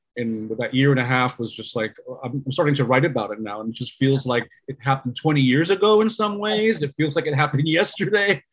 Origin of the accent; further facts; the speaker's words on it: New York, United States; I'm a New Yorker New York born Puerto Rican, but I was raised by uh, immigrants